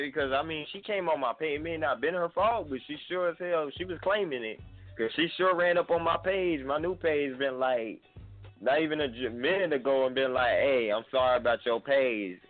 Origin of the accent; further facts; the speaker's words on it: Atlanta, Georgia, United States; now in Sumter, United States; I'm actually calling from Sumter, South Carolina, but I'm from Atlanta, Georgia as well